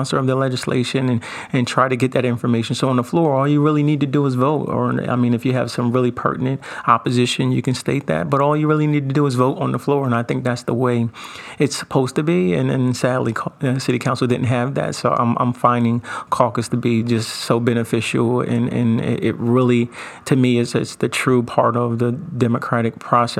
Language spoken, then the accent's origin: English; Wilmington, Delaware, United States; being born and raised in Wilmington